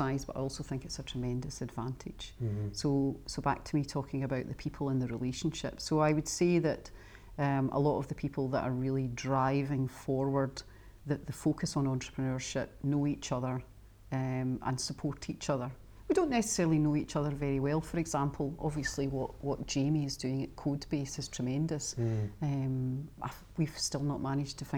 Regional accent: Scotland, United Kingdom; as a Scot

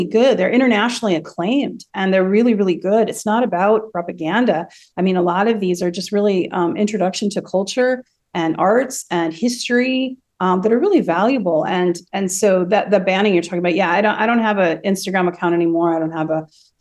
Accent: United States; moved away as an adult; now in Moscow, Russia; I am American

